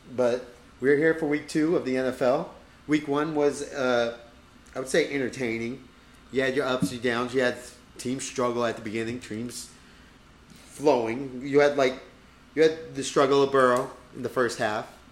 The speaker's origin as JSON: {"language": "English", "country": "United States", "said": "We are Americans"}